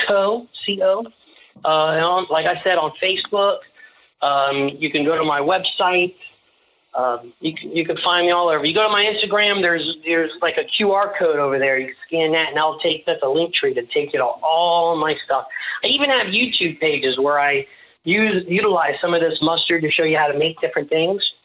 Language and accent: English; Tampa, Florida, United States; I'm from Ybor City, so I'm also Sicilian